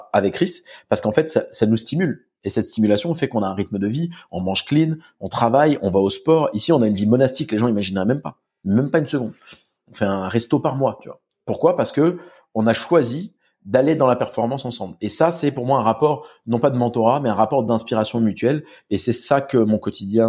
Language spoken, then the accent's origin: French; Corsica, France; Et euh, Don chez nous, en Corse, c'est euh, c'est comme Jean